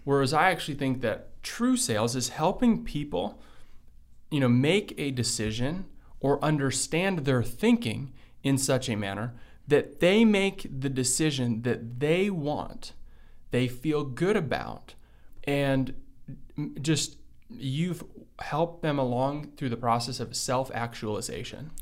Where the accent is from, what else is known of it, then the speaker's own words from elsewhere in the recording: Livonia, Michigan, United States; English is a second language; also born or lived in Belgium; when I first moved to the United States, I was From Belgium. From Belgium, right? So I moved here a week before my fifth birthday. We moved to, um, you know, like in Livonia, Michigan.